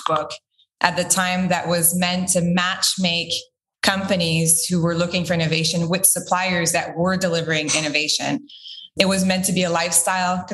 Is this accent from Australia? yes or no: no; Quebec, Canada; I'm originally from Quebec